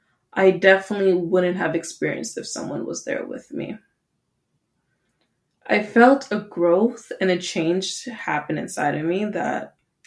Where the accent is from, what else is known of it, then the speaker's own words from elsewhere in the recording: Canada; Yes, we are Canadian, so it's .ca, not .com, mostly because .com was taken, but that's okay.